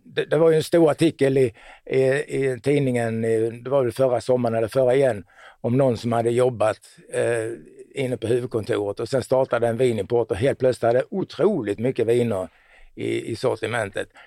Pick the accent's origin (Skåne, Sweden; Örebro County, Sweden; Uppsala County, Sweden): Skåne, Sweden; Båstad; Jag är från Båstad då.